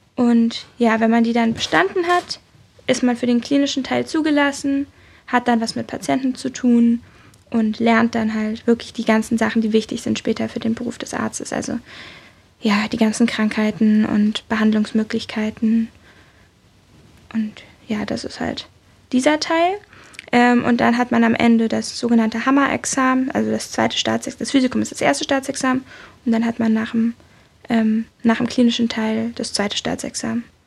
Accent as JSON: {"language": "German", "region": "Berlin", "country": "Germany", "said": "Ich komme aus Berlin"}